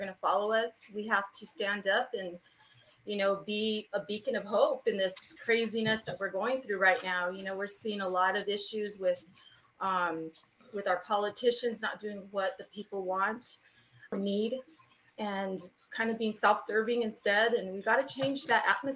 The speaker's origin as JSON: {"language": "English", "town": "Santa Fe", "region": "New Mexico", "country": "United States", "tie": "born or raised there", "said": "I was brought up in Santa Fe, born and raised."}